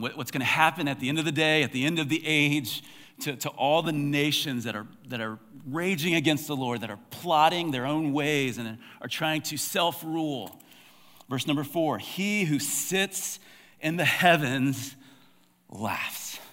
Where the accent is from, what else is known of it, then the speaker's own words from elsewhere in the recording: United States; as American Christians